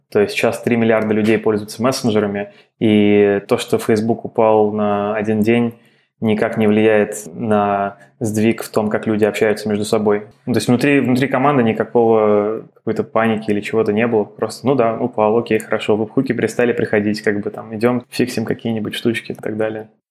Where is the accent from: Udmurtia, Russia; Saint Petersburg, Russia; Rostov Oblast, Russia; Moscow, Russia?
Moscow, Russia; moved away as an adult; also born or lived in United States; я родился и вырос в Москве